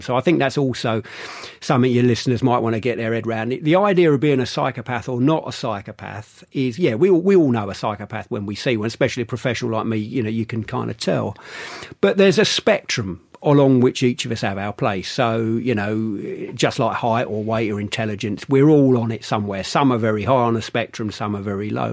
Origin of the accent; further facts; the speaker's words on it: London, United Kingdom; I grew up in London